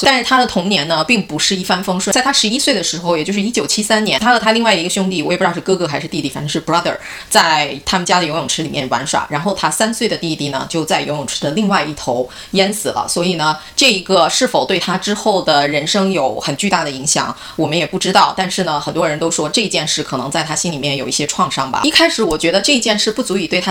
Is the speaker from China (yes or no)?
yes; China; 按我中文话说